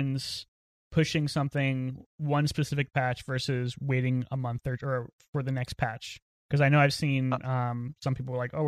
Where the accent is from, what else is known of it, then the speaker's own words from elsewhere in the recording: East Coast, United States; also born or lived in Los Angeles, California; now in Raleigh, United States; I'm from the East Coast